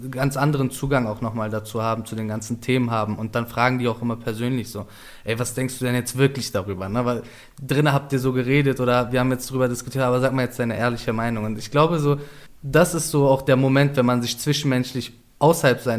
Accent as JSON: {"language": "German", "region": "Berlin", "country": "Germany", "tie": "born or raised there", "said": "Wenn ich dann sage, dass ich aus Kreuzberg bin, aus Neukölln bin und eh hier aufgewachsen bin, dann interessiert sie"}